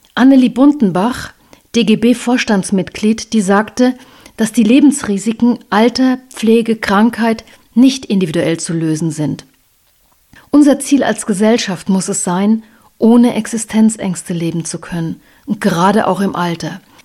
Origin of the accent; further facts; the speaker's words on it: Germany; bei uns in Deutschland